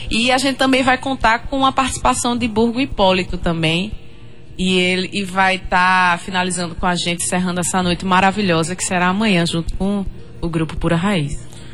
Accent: Paraíba, Brazil; Eu falando como paraibana, eu acho que eu me tornei mais paraibana ainda quando eu entrei no Maracastelo

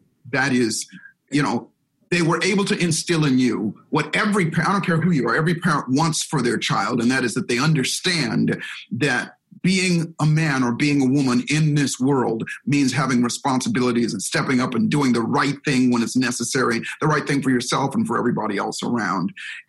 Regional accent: Hawaii, United States; That's how I grew up in Hawaii. So we grew up in Hawaii, but here's the catch. So we spent 5 years in Hawaii and it was beautiful. It was a wonderful, wonderful place to grow up.

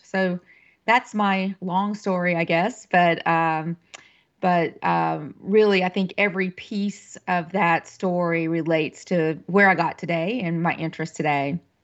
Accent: western North Carolina, United States; moved away as an adult; also born or lived in Kentucky; I'm originally from North Carolina. I'm a native North Carolinian and grew up in the western part of the state

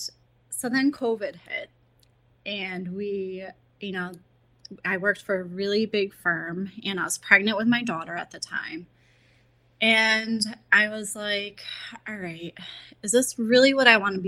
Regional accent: United States; I grew up in Columbia County. That's where I live now.

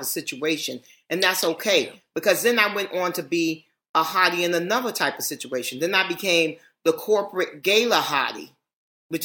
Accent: New York City, New York, United States; I'm born and raised in New York and, this is my town

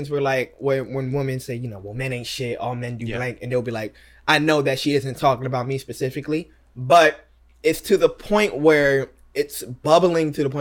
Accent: United States; being an American.

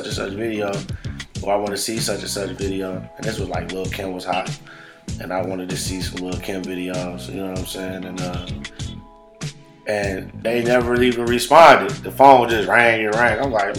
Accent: Buffalo, New York, United States; I'm from the projects, and you know, I'm from the Buffalo Projects East Side

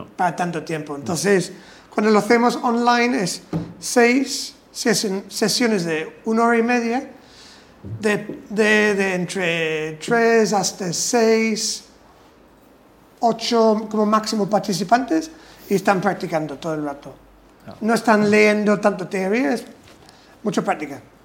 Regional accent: England, United Kingdom; Spanish is a second language; now in Spain; soy inglés más o menos de pura cepa.

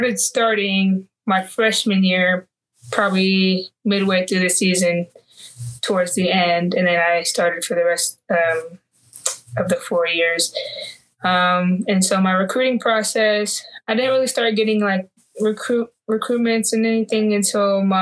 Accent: Antelope, California, United States; moved away as an adult; I'm from Antelope. It's a very small town, like not very well known, I don't believe, but it's literally right outside of Sacramento. And I went to Antelope High School.

